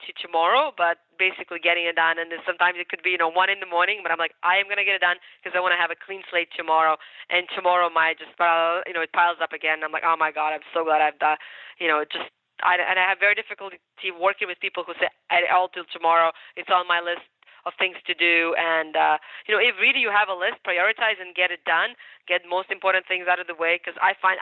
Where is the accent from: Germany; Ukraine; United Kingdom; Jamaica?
Ukraine; English is a second language; moved away; also born or lived in United States; I'm Ukrainian. So I was born in Ukraine.